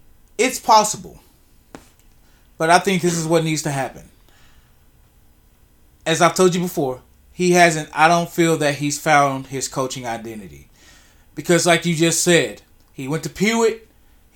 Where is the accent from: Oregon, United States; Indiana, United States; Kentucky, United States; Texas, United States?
Texas, United States; Pittsburg; especially Pittsburgh, and this is coming from me as that being my hometown